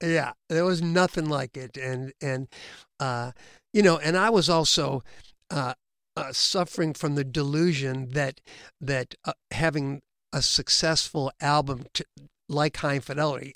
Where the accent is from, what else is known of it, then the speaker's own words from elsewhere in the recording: Illinois, United States; we're all from Illinois